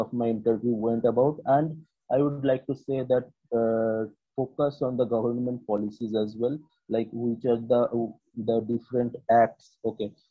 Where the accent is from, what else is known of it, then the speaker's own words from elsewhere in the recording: West Bengal, India; I'm from West Bengal